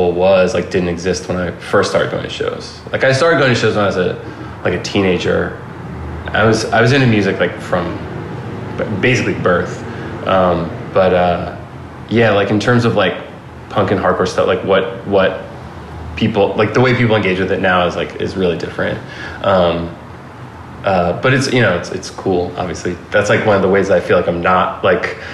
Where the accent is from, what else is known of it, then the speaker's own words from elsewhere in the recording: Philadelphia, Pennsylvania, United States; moved away as an adult; also born or lived in New York; now in Los Angeles, United States; I'm from Philadelphia and that's where I, started, you know, doing everything and, going to shows in the 90s